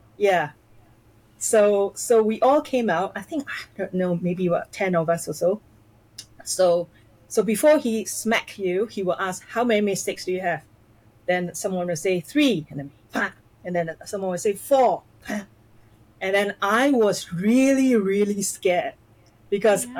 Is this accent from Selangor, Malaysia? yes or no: no; near the border with Singapore, Johor, Malaysia; now in Singapore; my family we um, uh, we lived in Malaysia, just across the causeway of Singapore